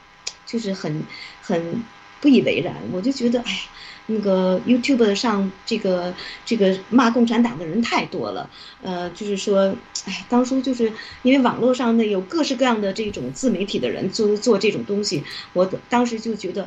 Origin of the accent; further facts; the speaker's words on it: China; 而且慢慢就觉得我们中国人终于有希望了。我们有那些，因为有很多这些年，坦白讲，在海外这么多年，那些人都是骂 CCP 的。